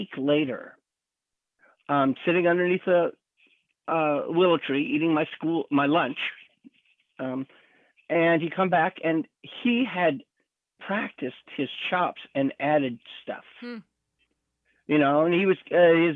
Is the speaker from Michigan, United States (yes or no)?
no; Utah, United States; now in California, United States; I was born in Utah in the Mormon culture